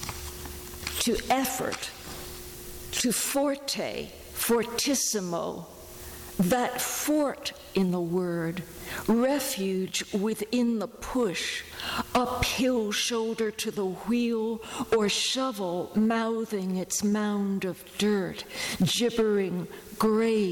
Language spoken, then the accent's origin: English; New York City, New York, United States; I grew up in New York City